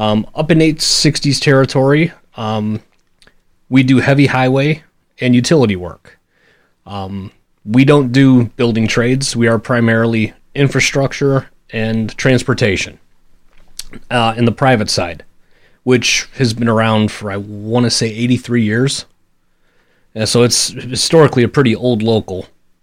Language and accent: English; Cleveland, Ohio, United States; Well, I am born and raised in Cleveland. I bleed for every sad team we have. But, you know, it's what makes you a Clevelander. Growing up in that town, you learn to live, embrace heartbreak, and you get real tough real fast or you get gone.